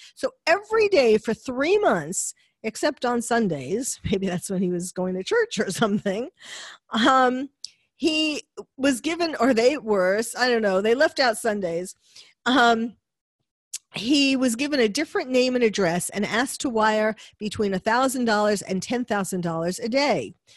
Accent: New York City, New York, United States; having lived in New York, been born and bred in New York

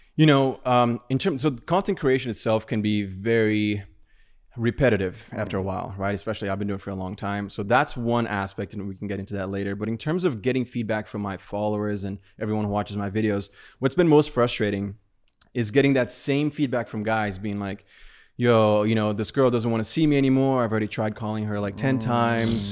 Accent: Brazil; moved away; I was from Brazil

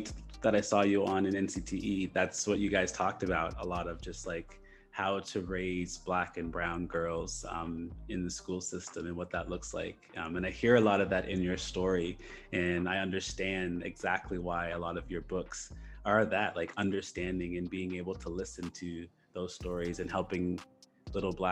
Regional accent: Nova Scotia, Canada; I'm from Canada and mm-hmm. Nova Scotia

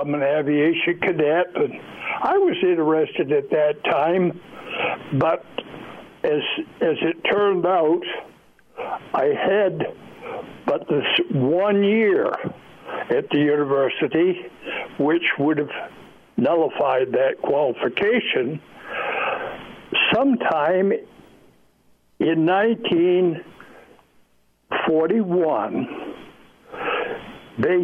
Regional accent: northwestern Maine, United States; moved away as an adult; I grew up in Maine, in the northwestern

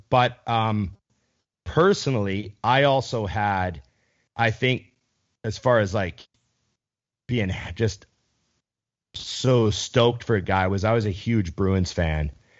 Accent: Canada

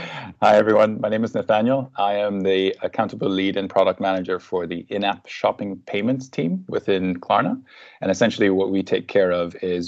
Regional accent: Suriname; moved away as an adult; also born or lived in Netherlands; now in Sweden; I'm from Suriname

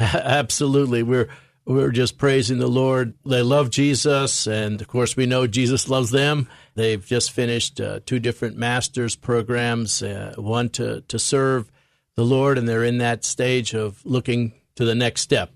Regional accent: New York City, New York, United States; accent: American; I grew up in New York City

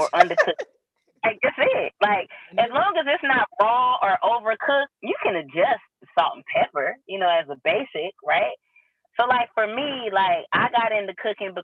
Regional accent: Kansas City, Missouri, United States; I'm from Kansas City, Missouri.

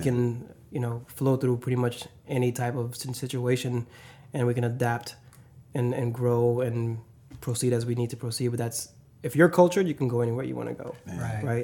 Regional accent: the South, United States; moved away as an adult; now in Seattle, United States; growing up in the South

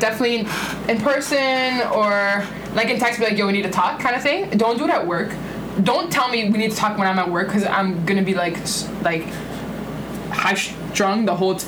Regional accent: Italy; moved away; I was born in Italy

